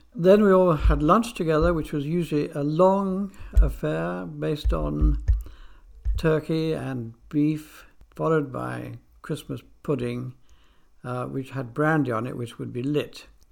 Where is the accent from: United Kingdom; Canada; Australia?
United Kingdom; England; also born or lived in Argentina; I was born in England, but I spent a number of years in the Argentine before coming back to England to go to school